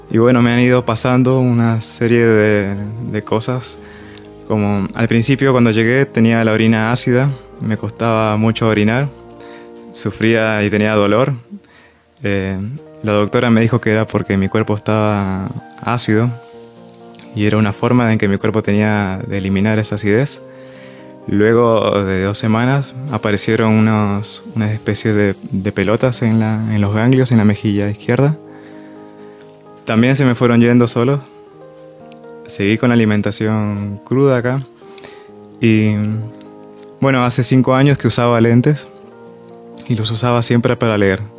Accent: Peru; also born or lived in Mendoza, Argentina; vengo de Perú, 10 años viví en Mendoza, eh, me dedico a la gastronomía también hace, hace mucho tiempo.

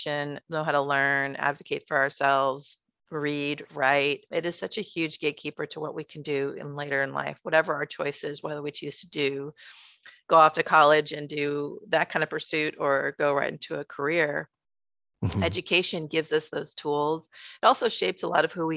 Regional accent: Berkeley, California, United States; I grew up in Berkeley in the 70s and 80s

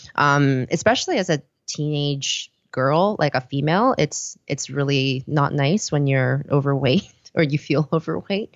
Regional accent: Vancouver, British Columbia, Canada; also born or lived in Seoul, South Korea / Copenhagen, Denmark; I was born in Seoul, uh, South Korea, uh, and then when I was around, um, I did grade school there until I was around, uh, seven, and then we moved over, uh, to Vancouver, um, after that. And, um, we, I went to school and finished stuff off there

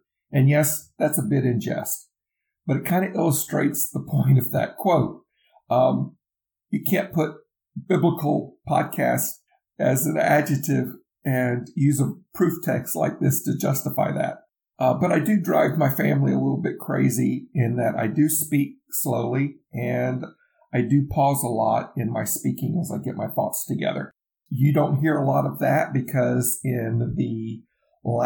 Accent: the South, United States; accent: southern; I'm from the South. I'm in the Bible Belt. I'm outside of the Atlanta area

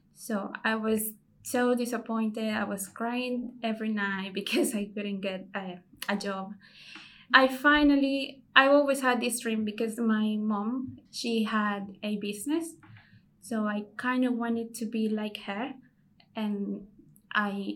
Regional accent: El Salvador; moved away as an adult; now in United Kingdom; I'm a refugee from El Salvador. I came here in 2018.

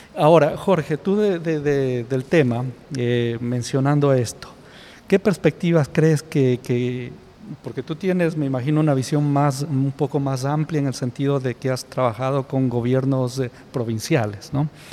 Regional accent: Ecuador

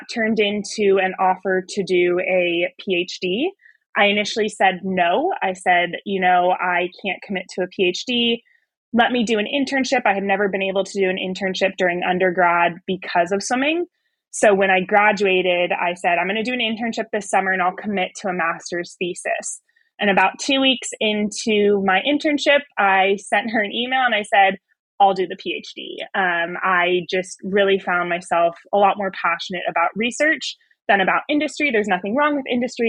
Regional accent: Bay Area, California, United States; moved away as an adult; I grew up in the Bay Area along the Pacific coast

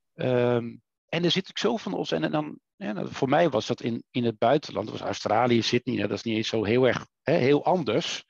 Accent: Netherlands; wij als Nederlanders

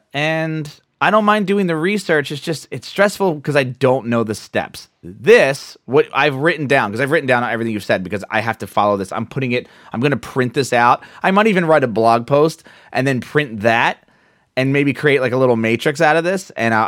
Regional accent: Wilmington, United States; it's out of my hometown. If I fly out of Wilmington

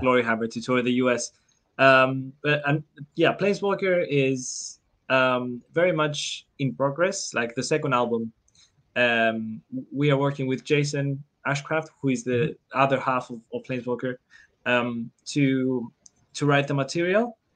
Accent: Cyprus; I'm from Cyprus

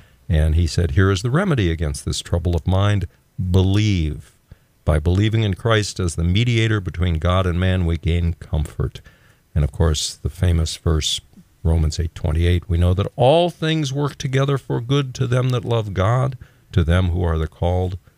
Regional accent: Texas, United States; I'm a native Texan

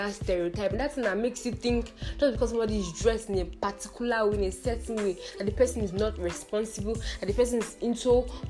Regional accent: Edo, Nigeria; I'm also from Edo State

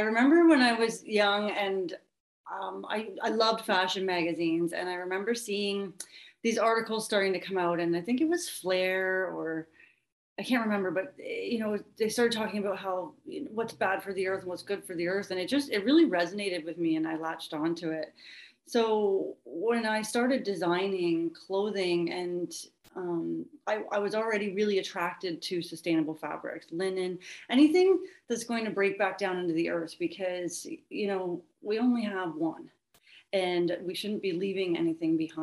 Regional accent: Wellington, Ontario, Canada; also born or lived in Belleville; I'm from Belleville and the local area. I grew up in Wellington, actually

